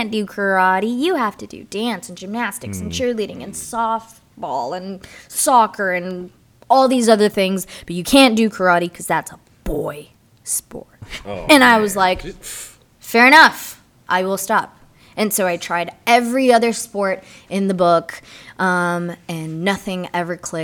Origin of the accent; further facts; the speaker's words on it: Miami, Florida, United States; also born or lived in Puerto Rico / Orlando, Florida / Knoxville, Tennessee / Franklin, Tennessee; now in Georgia, United States; I'm Puerto Rican, but I was born and raised in Miami.